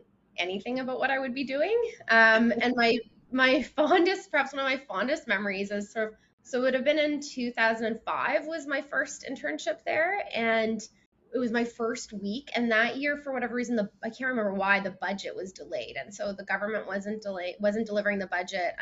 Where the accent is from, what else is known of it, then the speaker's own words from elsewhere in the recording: Oakville, Ontario, Canada; I grew up in Oakville, which is just about 30 kilometers outside of Toronto.